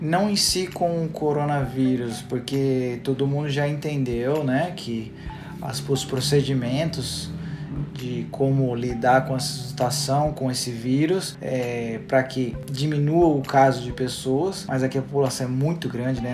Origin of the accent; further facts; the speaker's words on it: Jundiaí, São Paulo, Brazil; moved away as an adult; now in United States; eu nasci em Jundiaí, morei em Jundiaí